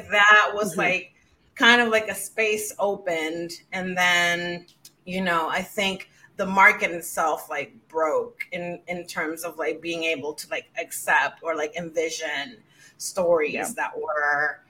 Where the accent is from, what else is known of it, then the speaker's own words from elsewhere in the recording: Dominican Republic; moved away as an adult; now in New York City, United States; growing up in the Dominican Republic